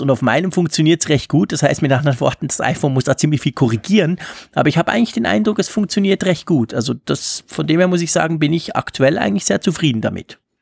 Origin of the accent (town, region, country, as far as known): Switzerland